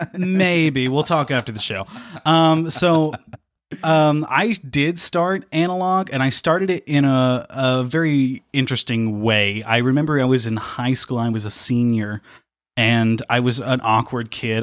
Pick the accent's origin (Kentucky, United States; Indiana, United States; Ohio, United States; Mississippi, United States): Indiana, United States; near Dale; also born or lived in Evansville; near my hometown, I live near a, a place called Dale.